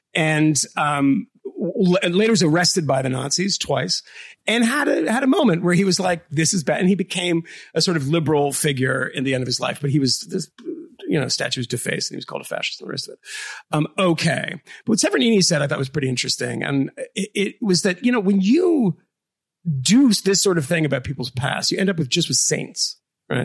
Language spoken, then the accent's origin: English; the North, United States; as a Northerner